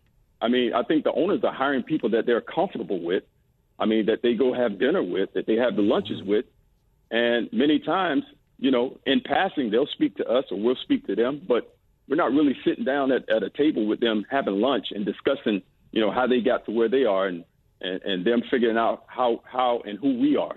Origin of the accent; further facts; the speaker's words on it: Florida, United States; You know, I grew up in South Florida, which is a melting pot. You know, when I left South Florida, I went to L.A., which was another melting pot.